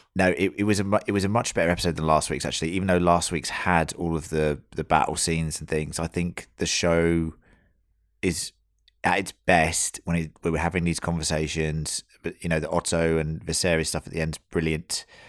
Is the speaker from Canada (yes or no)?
no; United Kingdom; now in Australia; as we are all British